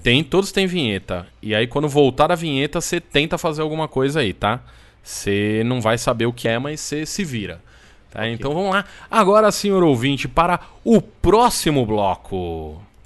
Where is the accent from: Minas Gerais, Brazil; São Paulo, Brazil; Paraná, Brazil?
São Paulo, Brazil; 33 anos, nascido e criado em São Paulo